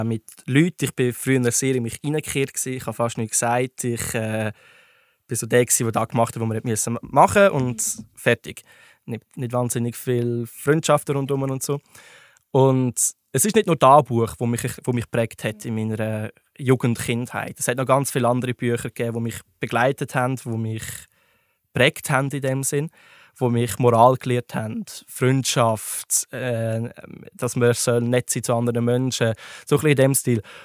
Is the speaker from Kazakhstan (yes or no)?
no; Switzerland; bei uns in der Schweiz